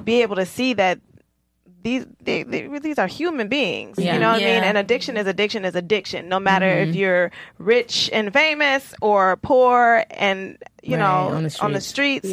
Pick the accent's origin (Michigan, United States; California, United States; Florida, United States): Michigan, United States; Detroit; I'm from Detroit and my roots are in the South